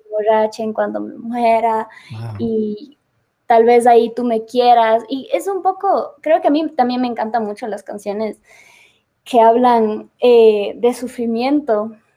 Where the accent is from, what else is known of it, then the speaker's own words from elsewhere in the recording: Ecuador; moved away; yo soy de Ecuador y extrañaba mi país